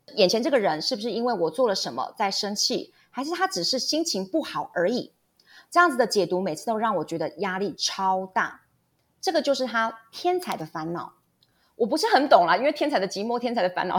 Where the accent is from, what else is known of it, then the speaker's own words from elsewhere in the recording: Taiwan; 我们台湾人